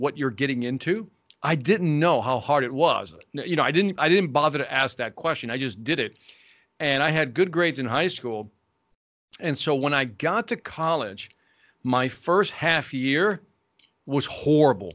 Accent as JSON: {"language": "English", "town": "Chicago", "region": "Illinois", "country": "United States", "tie": "born or raised there", "said": "Born and raised in Chicago, Illinois, here in the United States"}